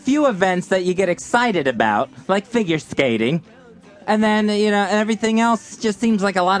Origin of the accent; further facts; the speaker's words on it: Tampa Bay, Florida, United States; my hometown team, the Rays